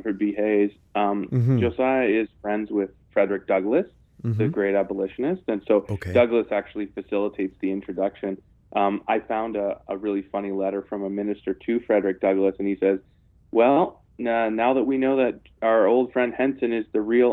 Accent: Canada; I'm actually Canadian

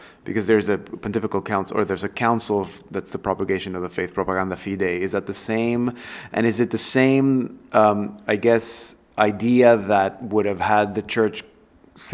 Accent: Panama; growing up in Panama

